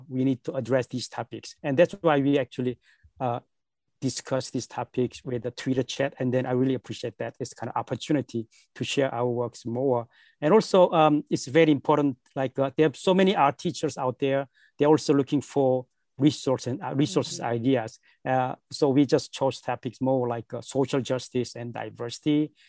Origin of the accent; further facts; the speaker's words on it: South Korea; moved away as an adult; now in United States; originally I'm from South Korea and then like 20 something years ago